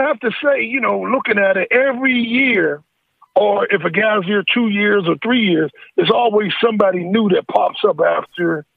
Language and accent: English; Pittsburgh, Pennsylvania, United States; I'm from Pittsburgh.